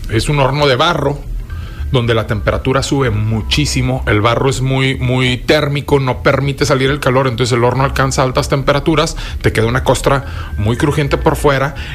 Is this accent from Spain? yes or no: no; northern Mexico, Mexico; Pero como necios norteños es de que Está sudando, julio 40 grados y es eh, una carnita asada.